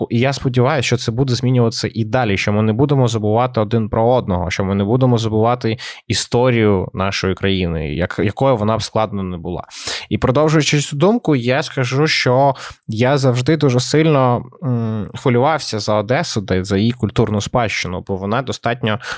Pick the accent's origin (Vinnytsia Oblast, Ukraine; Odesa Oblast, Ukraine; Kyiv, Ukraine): Odesa Oblast, Ukraine; Odesa; Але я з Одеси, і напевно я маю. Е, знаєш, як то кажуть в Одесі, знаєш, мені є що сказати.